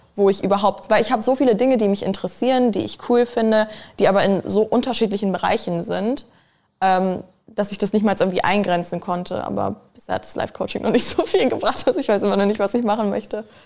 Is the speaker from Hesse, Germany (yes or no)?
no; a village outside Hanover, Lower Saxony, Germany; also born or lived in Spain; now in Berlin, Germany; Ich bin in Hannover zur Schule gegangen, also auf dem Dorf außerhalb von Hannover